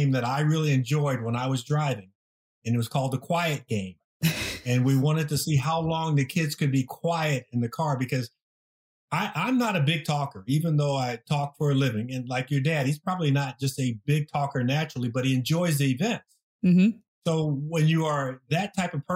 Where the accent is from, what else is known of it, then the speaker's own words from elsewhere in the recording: Southern California, United States; moved away as an adult; also born or lived in Green Bay; I came from Southern California.